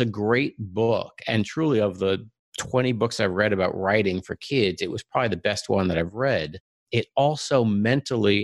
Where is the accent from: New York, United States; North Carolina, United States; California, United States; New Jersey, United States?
New York, United States; Long Island; moved away as an adult; also born or lived in Ann Arbor, Michigan; now in Silicon Valley, United States; I grew up on Long Island